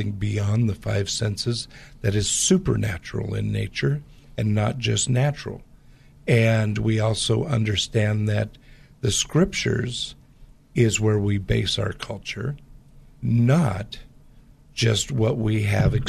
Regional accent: Portland, Pacific Northwest, United States; I grew up in the Pacific Northwest

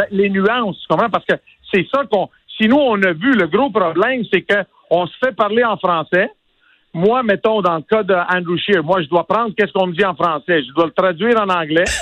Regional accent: Quebec, Canada; Je suis né au Québec

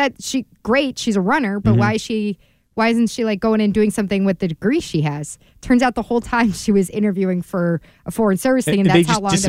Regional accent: Washington, District of Columbia, United States; since I'm from the Washington, D.C. area

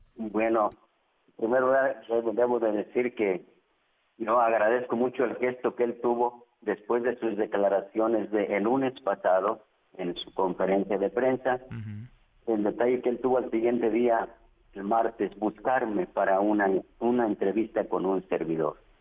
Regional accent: Mexico

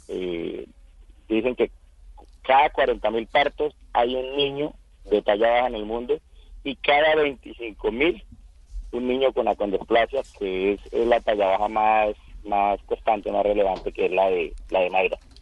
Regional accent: Casanare, Colombia

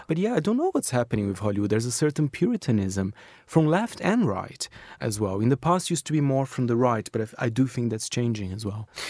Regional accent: Brazil; now in United Kingdom; I grew up in Brazil as well, with Brazilian cinema

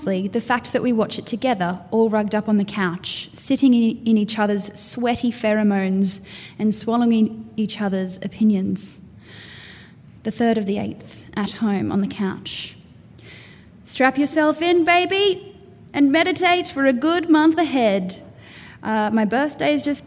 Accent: Townsville, Queensland, Australia; now in Brisbane, Australia; I come from Townsville originally. I now live on Turrbal land in Brisbane

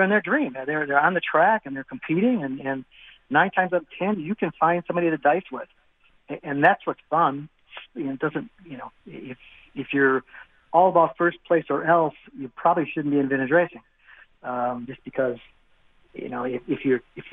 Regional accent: Wisconsin, United States; I'm from Wisconsin. I'm only a few miles from the Slinger track

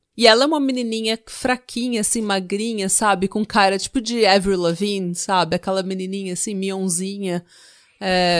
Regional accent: Brazil; como brasileira

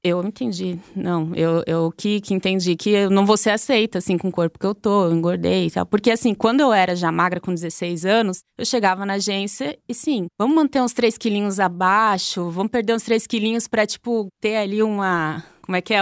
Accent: Blumenau, Santa Catarina, Brazil; eu sou de Blumenau. Blumenau, Santa Catarina

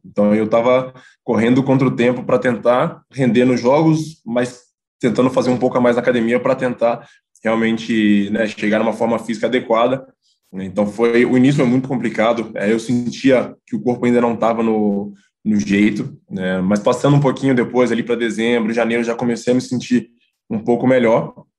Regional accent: Contagem, Minas Gerais, Brazil; moved away as an adult; now in Italy; lá da minha cidade, em Contagem, Belo Horizonte

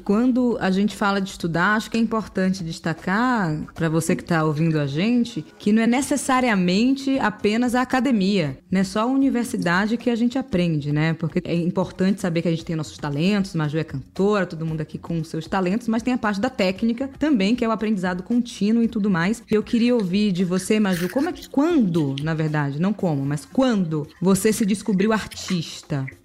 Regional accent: Brazil; para as pessoas que vieram de onde eu vim, ou seja, das periferias do Brasil

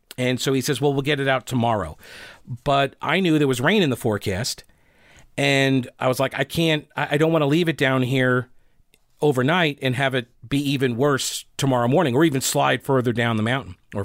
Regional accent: Rock Hill, South Carolina, United States; accent: Southern; I applied maybe a bit of an over-accentuated Southern accent when I told him from Rock Hill, South Carolina.

